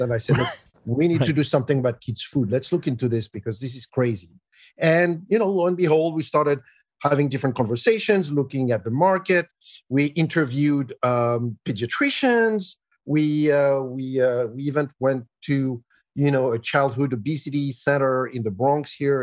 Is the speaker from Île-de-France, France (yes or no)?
yes; Paris, Île-de-France, France; moved away as an adult; now in United States; I was born and raised in France, in Paris